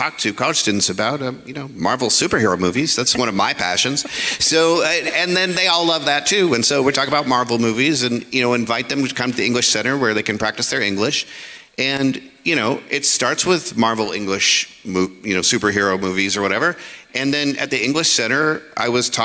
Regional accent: United States; as an American

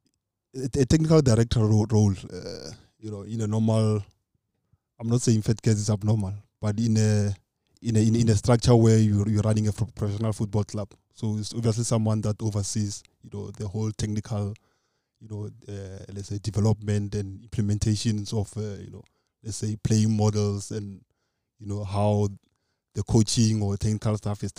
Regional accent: Khamathabata, a village about 45 km from Lubahome, Limpopo, South Africa; I was not born in Lubahome. I was born in Khamathabata. It's a village, it's about 45 k's from Lubahome.

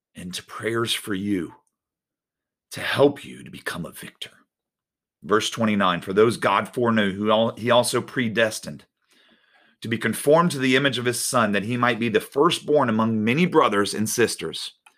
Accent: Winter Garden, Florida, United States; I grew up in Winter Garden

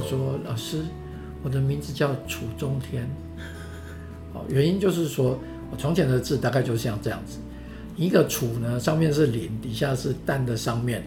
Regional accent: Taiwan; moved away as an adult; also born or lived in Beijing / United States; 我还是觉得我是台湾人，我想回台湾

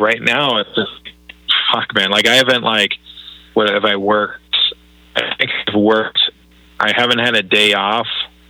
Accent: Minnesota, United States; I'm from Minnesota.

